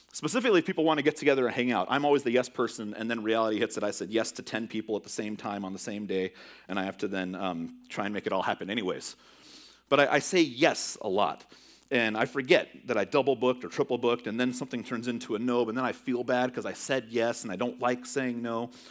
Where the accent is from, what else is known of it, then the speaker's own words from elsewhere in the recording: California, United States; moved away; growing up in California